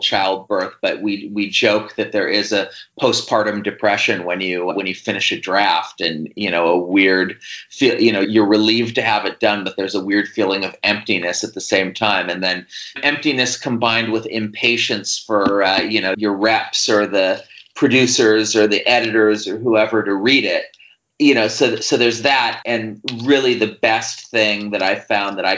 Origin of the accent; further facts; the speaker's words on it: Fort Bragg, California, United States; also born or lived in Columbus, Ohio / East Bay, California; I grew up first in the East Bay and a little suburb there, and then in a logging town called Fort Bragg up in Mendocino County in the Redwood Forest.